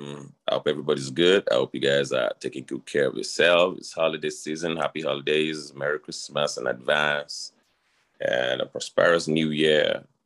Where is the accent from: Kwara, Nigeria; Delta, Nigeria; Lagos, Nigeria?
Lagos, Nigeria; moved away as an adult; also born or lived in Ogba, Lagos; now in United States; I was born and raised in Lagos, Sioux Lary. Then I think when I was a teenager, we moved to Okera, Ogba, it's a suburb of Lagos.